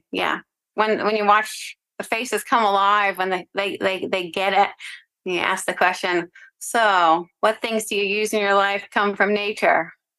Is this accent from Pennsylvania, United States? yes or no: yes; LaPorte, Pennsylvania, United States; I grew up for the most part in a very small town called LaPorte in Sullivan County, North Central Pennsylvania. And before that, my father was in the Navy, so we moved a little bit.